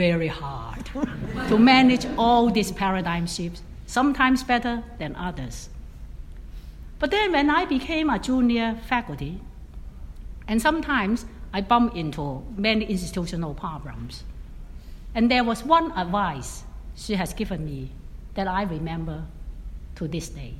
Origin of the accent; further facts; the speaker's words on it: Hong Kong; now in Atlanta, United States; I was born in Hong Kong, a former British colony, really at the boundary of China